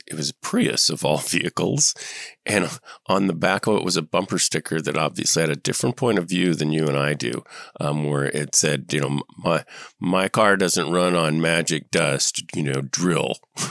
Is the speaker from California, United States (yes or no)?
yes; Southern California, United States; also born or lived in San Fernando, California / Paradise, California; now in Northern California, United States; Yeah, I grew up in Southern California mostly, but I had family in Paradise.